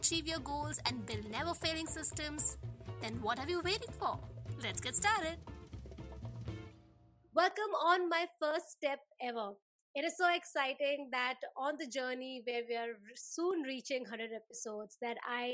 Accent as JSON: {"language": "English", "country": "India", "tie": "born or raised there", "moved": "yes", "lives_now": "Melbourne, Australia", "said": "We share the same home country"}